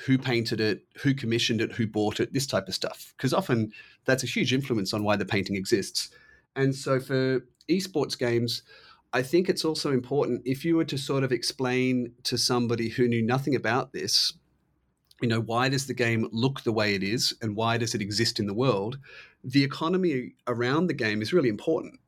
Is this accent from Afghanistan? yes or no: no; Australia; I'm Australian